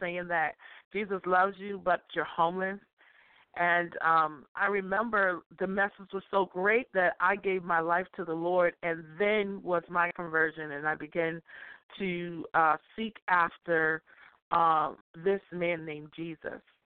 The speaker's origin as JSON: {"language": "English", "town": "Boston", "region": "Massachusetts", "country": "United States", "tie": "born or raised there", "said": "I grew up in Dorchester, Massachusetts"}